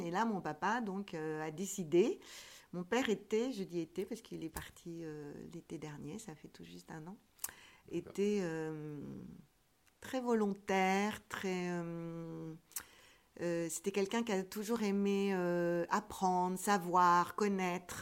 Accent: Rambouillet, Île-de-France, France; je suis née à Rambouillet

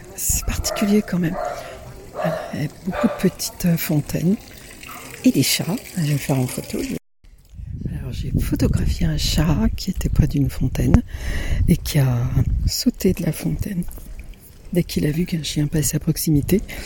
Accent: Italy; moved away; mon enfance en Italie lorsque j'étais dans la ferme de mes grands-parents.

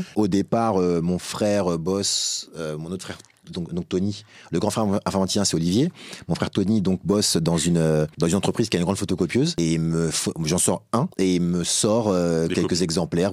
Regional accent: Épinay-sur-Seine, Île-de-France, France; moi particulièrement je venais d'Épinay

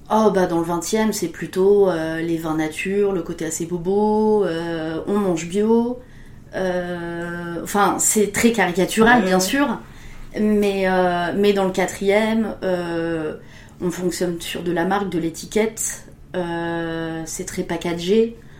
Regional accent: Touraine, Centre-Val de Loire, France; je viens de la Touraine et de la région de la Loire

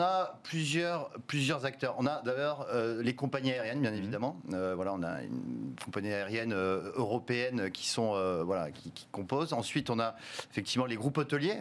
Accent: France; chez nous en France

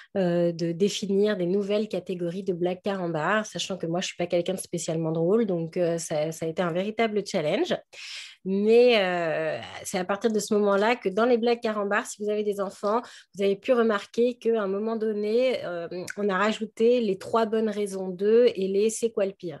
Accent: Paris, Île-de-France, France; je suis une petite Parisienne

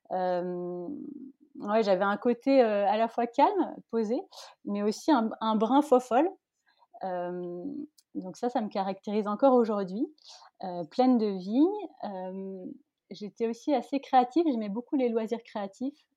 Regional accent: Paris region, Île-de-France, France; also born or lived in Malaysia; J'ai grandi en région parisienne, oui. Euh, bah, je suis née loin, je suis née en Malaisie.

